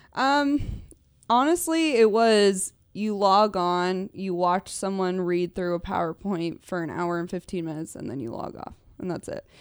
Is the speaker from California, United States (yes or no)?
yes; Newbury Park, California, United States; I grew up in Newbury Park